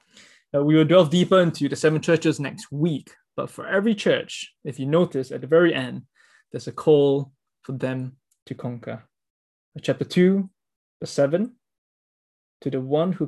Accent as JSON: {"language": "English", "country": "Singapore", "said": "as a Singaporean, I have to spend 2 years of my life in compulsory national service"}